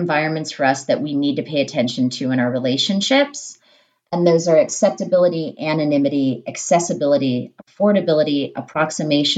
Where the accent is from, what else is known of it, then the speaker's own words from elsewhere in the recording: Alaska, United States; And I grew up in Alaska out in the middle of nowhere